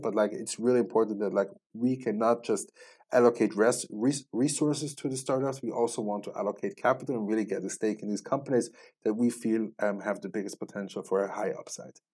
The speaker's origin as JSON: {"language": "English", "country": "Switzerland", "tie": "born or raised there", "also_born_or_lived": "Israel", "moved": "as an adult", "said": "I grew up, born and raised in Switzerland"}